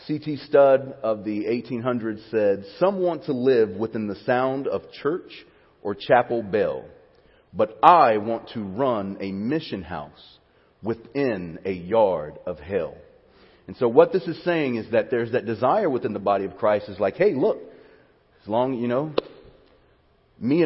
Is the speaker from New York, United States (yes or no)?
no; Alabama, United States; now in Cypress, United States; When I was a kid growing up in Alabama in the 80s and early 90s